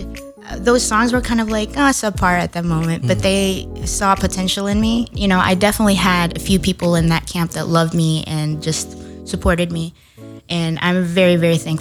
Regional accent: Dallas-Fort Worth area, Texas, United States; now in Los Angeles, United States; I grew up in Texas. I consider Texas my home

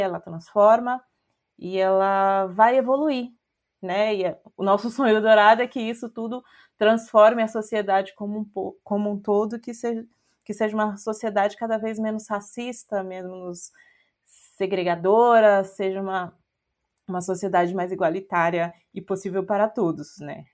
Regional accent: Brazil; a gente é brasileiro

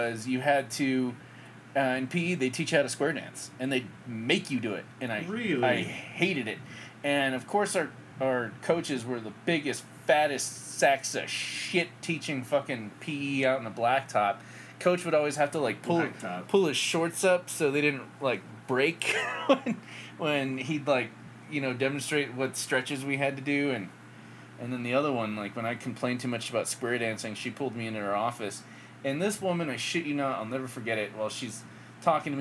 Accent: United States; I was born in the United States

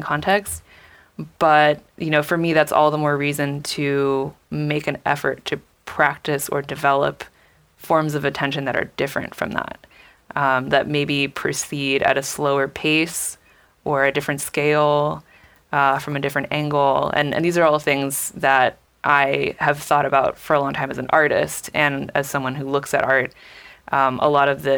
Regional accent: California, United States; I grew up in California

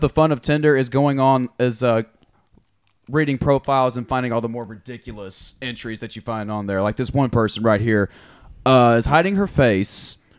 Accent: Tennessee, United States; There's a town that's literally like 10 minutes away from my parents' house called Nutbush, Tennessee.

